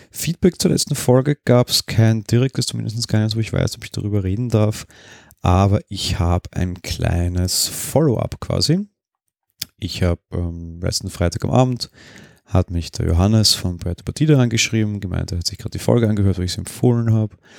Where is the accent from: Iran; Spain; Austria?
Austria; Bei uns in Österreich